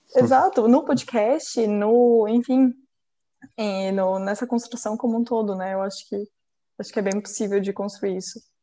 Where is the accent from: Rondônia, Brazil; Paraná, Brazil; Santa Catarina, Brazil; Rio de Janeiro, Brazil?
Santa Catarina, Brazil; Florianópolis; also born or lived in Joaçaba, Santa Catarina; Eu nasci em Joaçaba, que é uma cidade em Santa Catarina, que fica mais. é meio oeste, assim, de Santa Catarina. E daí eu vim para Floripa com, na verdade, 40 dias de vida